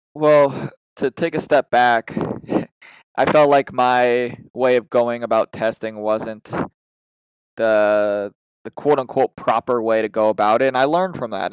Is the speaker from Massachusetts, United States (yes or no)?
yes; Massachusetts, United States; I'm from the Massachusetts area